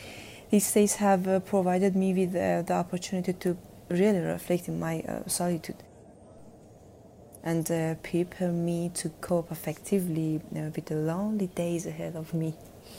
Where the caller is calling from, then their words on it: Tehran, Tehran Province, Iran; I'm sending this from Tehran, Iran.